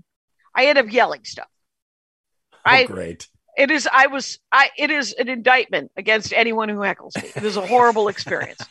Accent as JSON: {"language": "English", "region": "Wisconsin", "country": "United States", "tie": "born or raised there", "also_born_or_lived": "Madison, Wisconsin", "moved": "as an adult", "lives_now": "Los Angeles, United States", "said": "growing up in Wisconsin"}